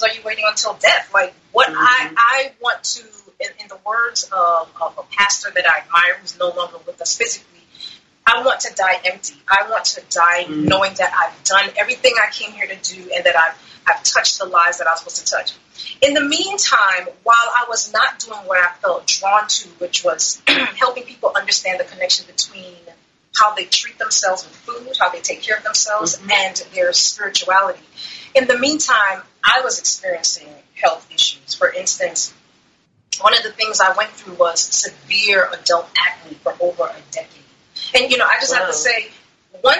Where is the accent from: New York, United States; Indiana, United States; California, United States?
New York, United States; New York City; also born or lived in Maryland; now in Florida, United States; I'm originally from Brooklyn, New York, and I spent the last maybe about 20 years or so living in Maryland, and I recently moved to Florida